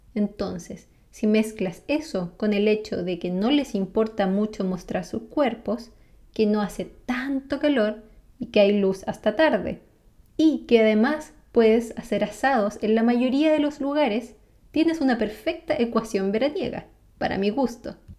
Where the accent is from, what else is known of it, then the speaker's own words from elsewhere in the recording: San Carlos, Ñuble, Chile; moved away as an adult; also born or lived in Concepción, Chile; now in Sweden; originalmente soy de San Carlos